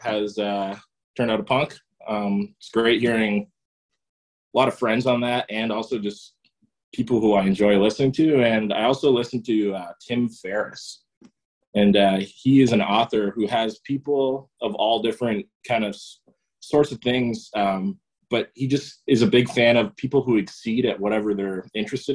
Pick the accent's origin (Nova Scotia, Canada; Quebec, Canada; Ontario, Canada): Ontario, Canada; Fort Erie; now in Hamilton, Canada; born here in Hamilton, and then my parents moved out to like Ridgeway area towards Fort Erie when I was in grade one or so.